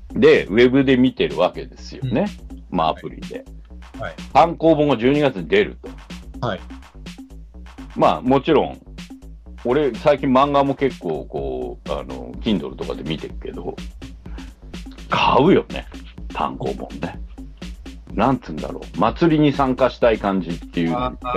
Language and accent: Japanese; Sayama, Saitama, Japan; 僕の実家、狭山市の、はい、あの、ハイドパーク公園